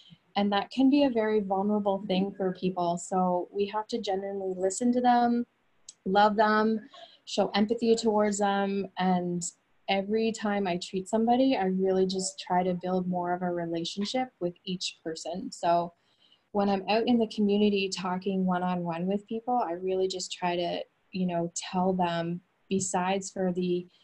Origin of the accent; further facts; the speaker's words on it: Fredericton, New Brunswick, Canada; moved away as an adult; also born or lived in New York, United States / Maine, United States; I grew up in Canada, Fredericton, New Brunswick